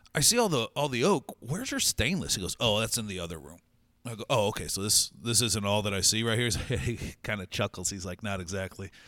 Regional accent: St. Louis, Missouri, United States

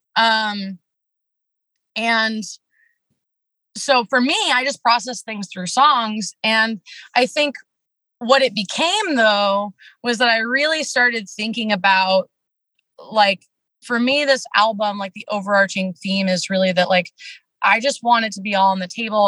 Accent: Washington, United States; I'm from the Pacific Northwest. Uh, grew up in a small town in Washington State, rural Washington State

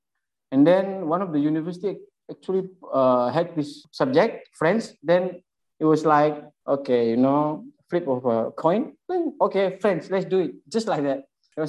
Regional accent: Jakarta, Indonesia; moved away as an adult; also born or lived in Sulawesi; now in Malaysia; I was born in Jakarta.

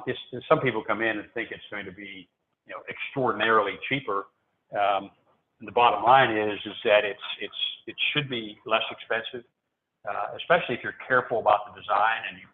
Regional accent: Nashville, Tennessee, United States; I'm also from Nashville

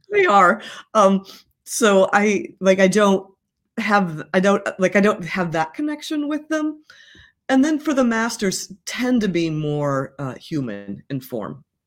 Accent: Midwest, United States; I'm from the Midwest

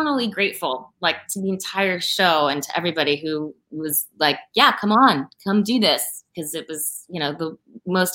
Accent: Philadelphia, Pennsylvania, United States; we're from Philly. We're from Philly, like, we're Philly girls

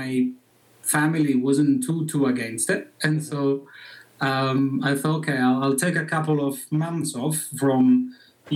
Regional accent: Bologna, Emilia-Romagna, Italy; English is a second language; moved away as an adult; now in Zermatt, Switzerland; my region, I'm from Bologna, is my home city

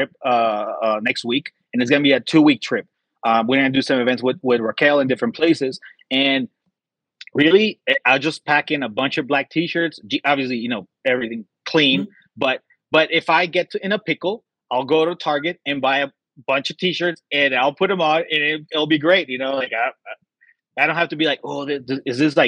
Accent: Texas, United States; also born or lived in Dallas; I'm from Texas. I live in Texas.

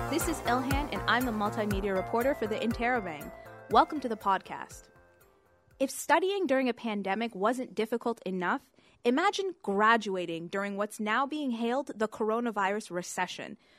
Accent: London, Ontario, Canada; I came here when I was about four, so basically same difference. We grew up here.

